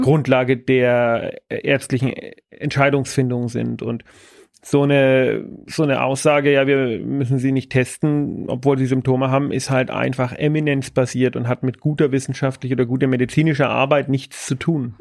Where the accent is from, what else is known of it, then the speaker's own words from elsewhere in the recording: Bavaria, Germany; bei uns in Bayern